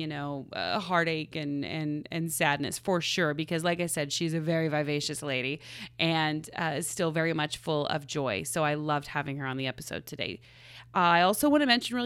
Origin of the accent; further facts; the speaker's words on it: Oklahoma, United States; now in Los Angeles, United States; I'm from Oklahoma, so we had lots of tornadoes.